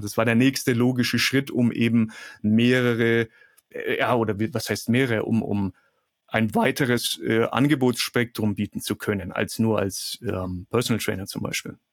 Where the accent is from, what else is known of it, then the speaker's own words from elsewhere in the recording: Kulmbach, Bavaria, Germany; Bei uns in Kulmach gibt es ein Institut für ähm, asiatische Medizin.